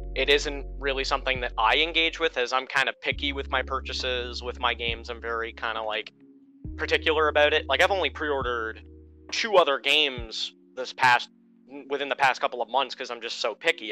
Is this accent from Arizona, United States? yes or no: no; Maine, United States; I'm from Maine